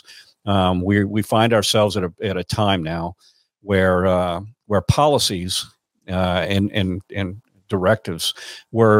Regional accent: Louisiana, United States; Louisiana, and especially my hometown

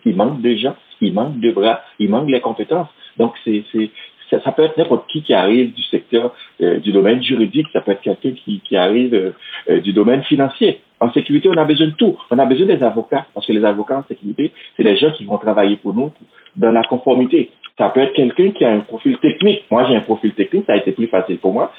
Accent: Haiti; moved away as an adult; now in Quebec City, Canada; je vis à Québec, euh, une, euh, ça fait 11 ans, mais je suis originaire d'Haïti

